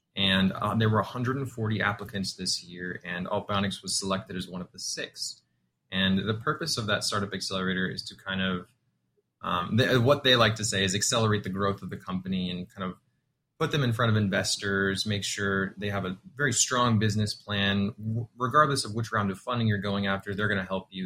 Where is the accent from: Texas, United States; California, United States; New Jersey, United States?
Texas, United States; San Antonio; I was born and raised in San Antonio, Texas